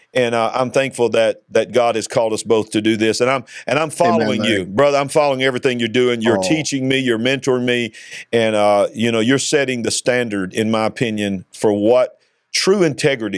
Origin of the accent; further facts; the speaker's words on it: Warrior, Alabama, United States; I was born and raised in Warrior, Alabama